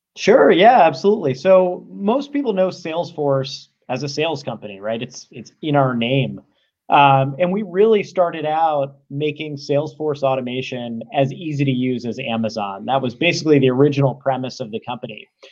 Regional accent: Cincinnati, Ohio, United States; also born or lived in Atlanta; now in San Francisco, United States; I grew up in Cincinnati

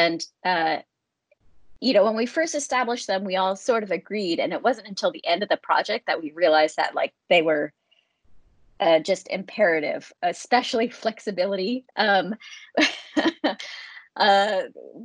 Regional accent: United States; moved away as an adult; now in London, United Kingdom; I'm from the United States

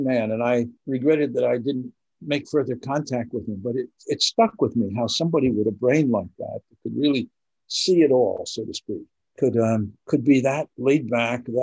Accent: Vermont, United States; the University of Vermont, my home state

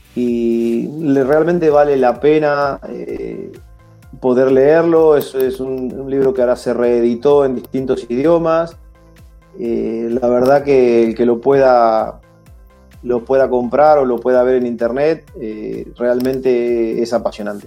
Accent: Argentina

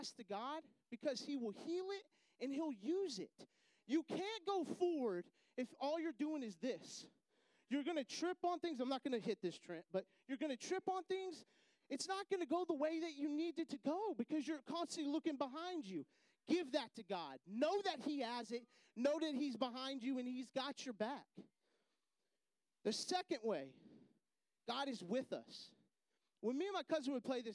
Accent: Texas, United States; moved away as an adult; also born or lived in Houston, Texas; I'm from Texas

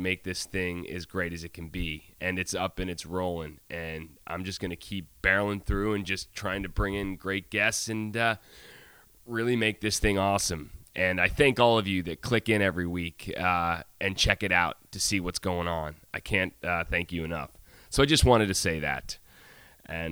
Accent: Syracuse, New York, United States; now in Nantucket, United States; I'm from Syracuse

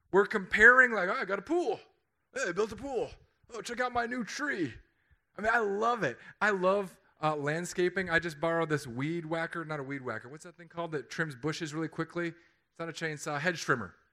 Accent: California, United States; I, I came from California.

